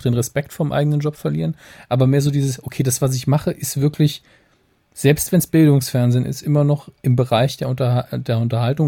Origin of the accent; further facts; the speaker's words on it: Saarland, Germany; wir sind ja als Saarländer tatsächlich sehr verwöhnt